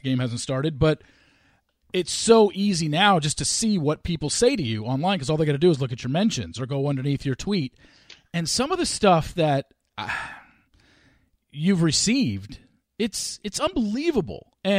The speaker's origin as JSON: {"language": "English", "region": "Southern California", "country": "United States", "tie": "born or raised there", "said": "me growing up in Southern California and going to college in Southern California"}